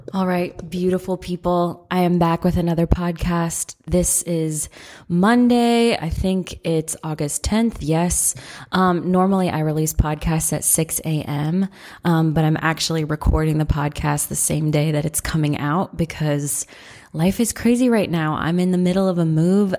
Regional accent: Midwest, United States; also born or lived in Santa Rosa, California / Atlanta, Georgia; now in Athens, United States; I'm from the Midwest originally

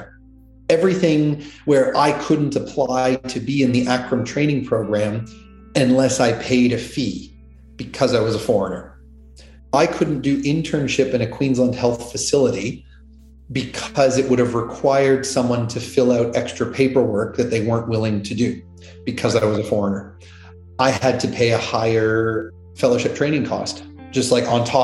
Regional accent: Canada; accent: Canadian; moved away as an adult; also born or lived in United States; now in Australia; I'm Canadian. I have an accent in this country, at least. No, so I was born in Canada

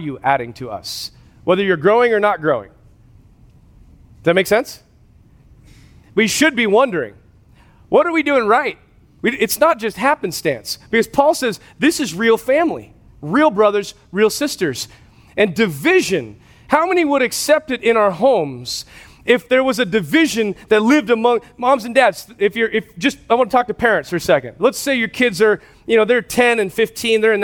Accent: West Coast, United States; moved away; I grew up on the West Coast

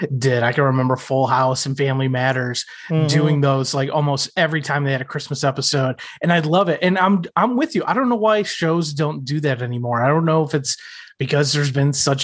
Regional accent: outside of Chicago, Illinois, United States; I grew up outside of Chicago

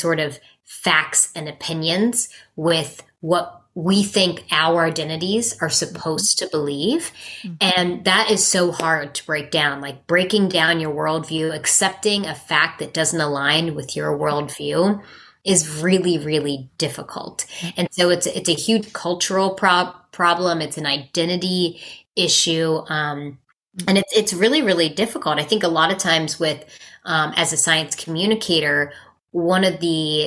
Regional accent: West Virginia, United States; I'm from West Virginia

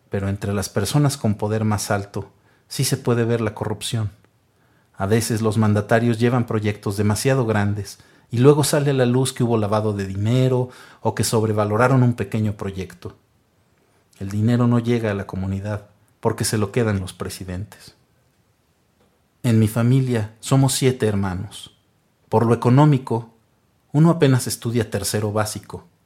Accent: Guatemala; como tampoco había otro trabajo en mi aldea, me fui a la ciudad de Guatemala

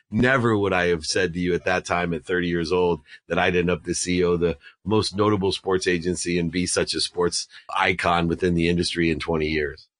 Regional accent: Akron, Ohio, United States; I was born in Akron, Ohio

